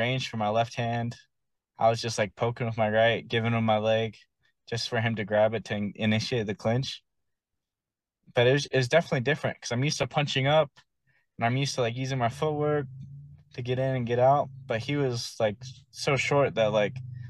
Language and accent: English; South Salt Lake, Utah, United States; I grew up in South Salt Lake